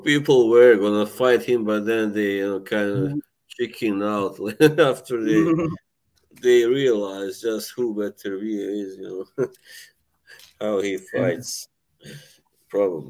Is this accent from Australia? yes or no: no; Bosnia & Herzegovina; I'm from Bosnia, Herzegovina. As my kind of nickname kind of alludes